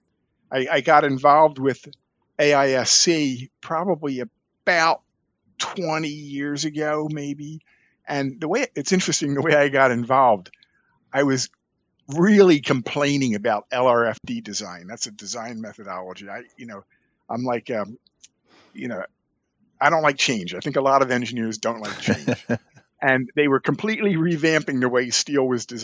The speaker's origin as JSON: {"language": "English", "town": "Philadelphia", "region": "Pennsylvania", "country": "United States", "tie": "born or raised there", "said": "I was born and raised in Philadelphia"}